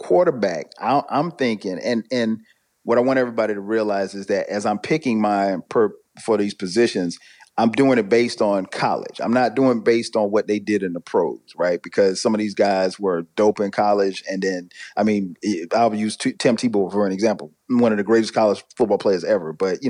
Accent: the South, United States; not just because I'm from the South, but because it's so much talent and everything.

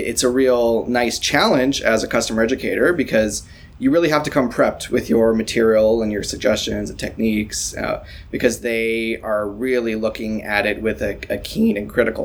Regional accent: Toronto, Ontario, Canada; I am as Toronto a Toronto person you can be

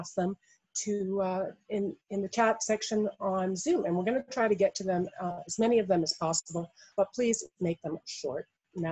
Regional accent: Massachusetts, United States; now in Dallas, United States; I'm in Dallas and she's also in Texas, and we're both from Massachusetts

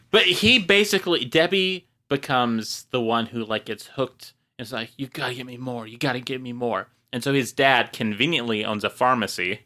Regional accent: Marshfield, Wisconsin, United States; I was a small town, Marshfield, Wisconsin

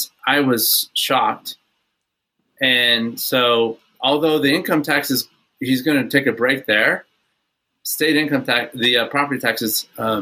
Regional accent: Houston, Texas, United States; I grew up in Houston

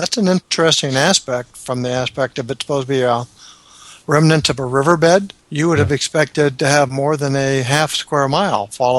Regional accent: the South, United States; I'm from the South, and I think I pronounce it right.

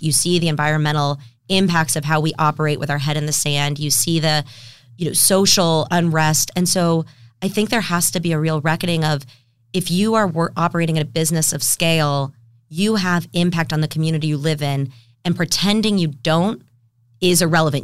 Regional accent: San Diego, California, United States; I grew up in San Diego actually, and left for college

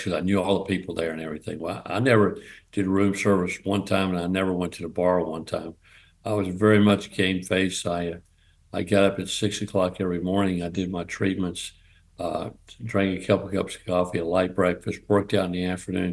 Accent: North Carolina, United States; also born or lived in Evansville, Indiana; I'm a Southern guy. I'm from North Carolina

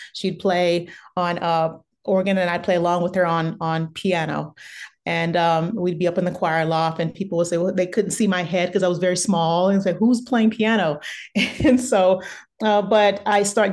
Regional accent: Beaumont, Texas, United States; moved away; also born or lived in San Francisco; I grew up in Beaumont, Texas, which is originally, which is uh, originally that's where I'm from, and I grew up there, and it's about an hour away from Houston, so Southeast Texas

